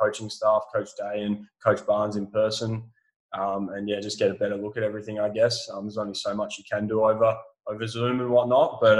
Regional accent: West Coast, Western Australia, Australia; over here on the West Coast where I'm from

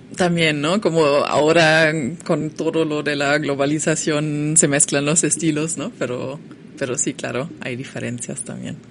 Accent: Germany; Spanish is a second language; moved away as an adult; now in Mexico; como estudiante alemana

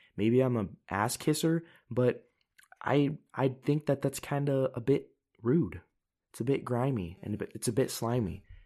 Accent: United States; moved away as an adult; now in Europe; I'm an American, you know, I'm living in Europe

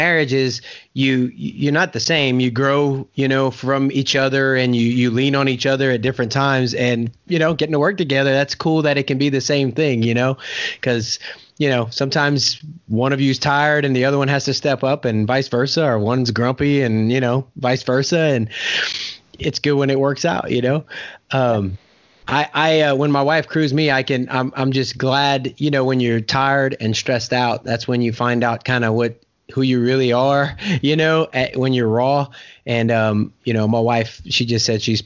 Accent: Louisiana, United States; moved away; I'm from Louisiana

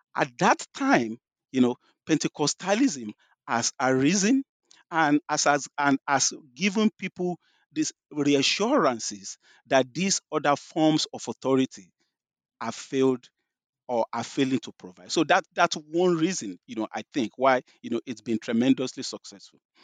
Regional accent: Nigeria; moved away as an adult; also born or lived in London; if you can tell from my, my accent, you know, I grew up in Nigeria. I was born in Nigeria.

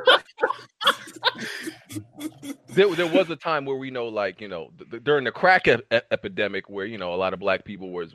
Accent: New York City, New York, United States; I was born at Interfaith in Brooklyn

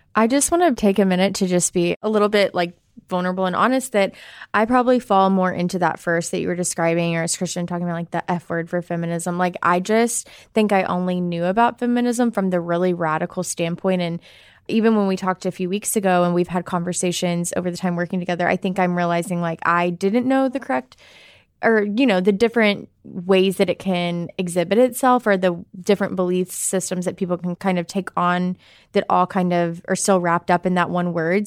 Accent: Arkansas, United States; I am a American. I'm from Arkansas.

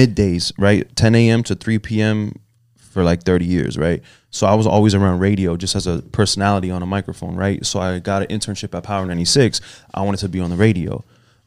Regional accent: Broward County, Florida, United States; also born or lived in Miami, Florida; I was born in Miami and I was raised in Broward

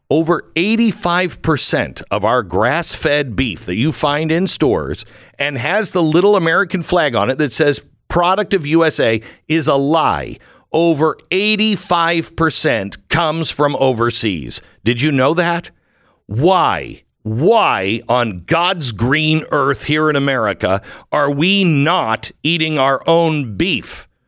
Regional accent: Canada; Some things that are I find extraordinarily disturbing coming out of uh, Canada, and I just I. As a Canadian, I'd like to hear where people are standing on these things.

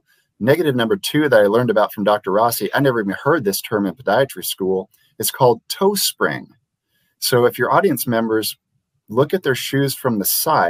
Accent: Liberia; I grew up in Liberia, West Africa, where they don't own shoes

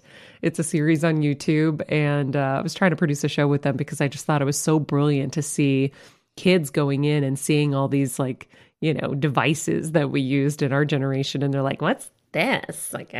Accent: Medford, United States; moved away; my hometown of Medford

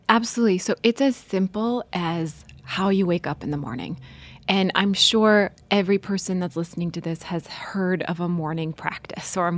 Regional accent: North Dakota, United States; moved away; also born or lived in Washington, D.C.; I grew up in North Dakota

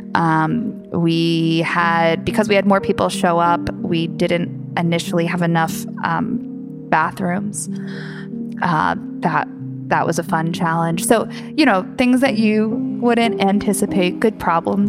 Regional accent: Philadelphia, Pennsylvania, United States; moved away; also born or lived in London; I'm obviously from Philadelphia, and so there was some there was definitely obviously strong personal ties here

